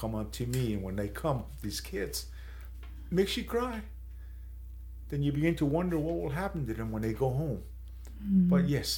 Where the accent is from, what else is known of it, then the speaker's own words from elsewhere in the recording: San Carlos, Arizona, United States; I'm from San Carlos. I'm Apache